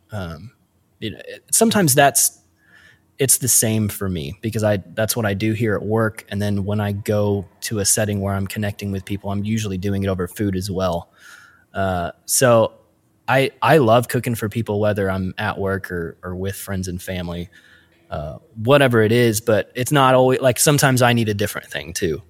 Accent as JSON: {"language": "English", "region": "Midwest", "country": "United States", "said": "us midwest kids"}